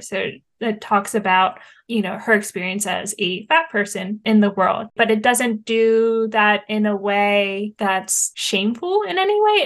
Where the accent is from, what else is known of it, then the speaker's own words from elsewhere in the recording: Hershey, Pennsylvania, United States; we're here in central Pennsylvania and I grew up here near Hershey and Hershey Park